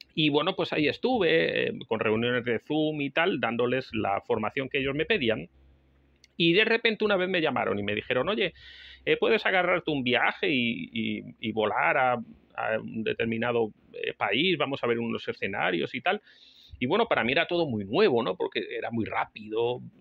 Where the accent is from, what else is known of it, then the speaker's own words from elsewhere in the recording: Spain; España, el país donde yo nací